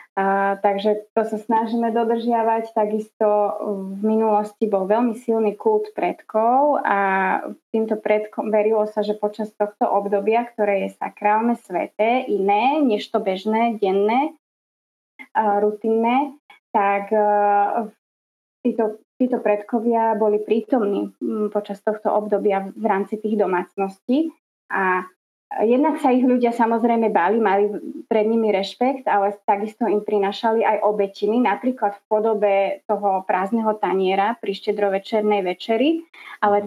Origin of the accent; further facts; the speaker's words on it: Slovakia; akí sme strašní Slováci a čo všetko je to naše tradičné slovenské